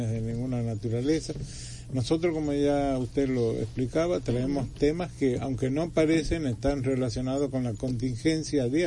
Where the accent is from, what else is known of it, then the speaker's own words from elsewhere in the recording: Dominican Republic; Muchas gracias, como típicos dominicanos.